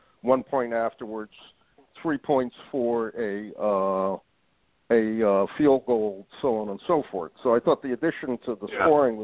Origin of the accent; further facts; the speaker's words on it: North Branford, Connecticut, United States; I grew up in North Branford, Connecticut